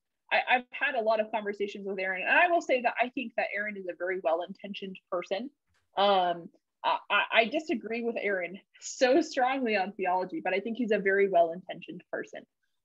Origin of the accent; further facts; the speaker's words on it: Boston, Massachusetts, United States; So I grew up in Boston, Massachusetts, and most of my friends were not super religious